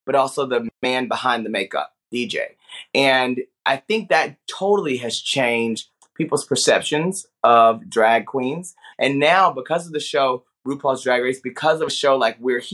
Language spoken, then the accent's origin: English; Paris, Texas, United States; I grew up in Paris, Texas, okay? A very small town in the northeast of Texas